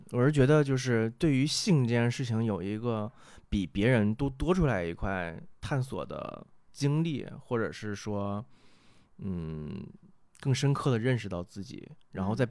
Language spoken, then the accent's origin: Chinese; Northeast China, China; 我们东北话讲